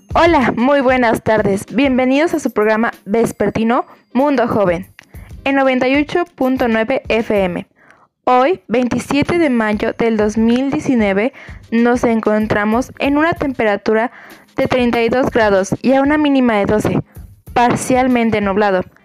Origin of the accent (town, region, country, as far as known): Mexico